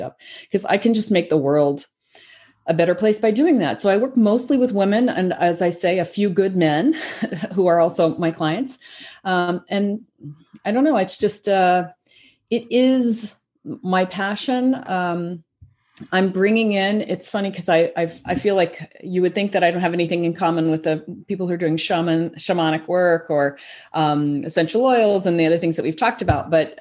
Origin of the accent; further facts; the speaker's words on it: the South, United States; when I was growing up in the South